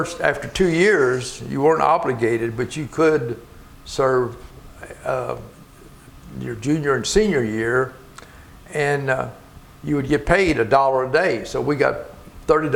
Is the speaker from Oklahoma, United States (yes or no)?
no; Louisville, Kentucky, United States; I was born and raised in the southwestern part of Jefferson County. Down on our house was about 100 yards, faced the Ohio River.